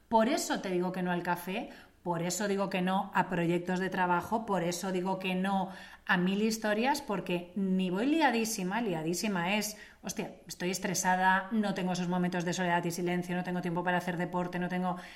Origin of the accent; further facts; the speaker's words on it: Italy; Me lo preguntas a mí porque soy italiana.